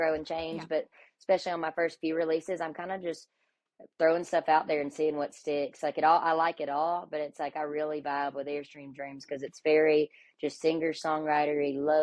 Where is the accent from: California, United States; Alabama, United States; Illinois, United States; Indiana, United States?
Alabama, United States; moved away as an adult; now in Nashville, United States; We are from Alabama